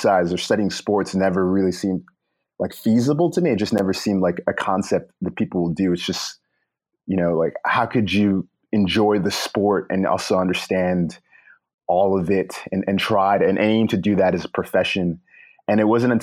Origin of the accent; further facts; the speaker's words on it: New York City, New York, United States; also born or lived in Long Island; I spent much of my formative years in the Brooklyn and Long Island area.